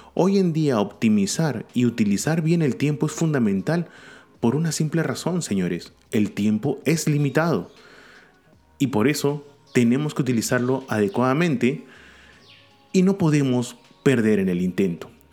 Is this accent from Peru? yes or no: yes; Peru; Acá en Perú, y hablo como peruano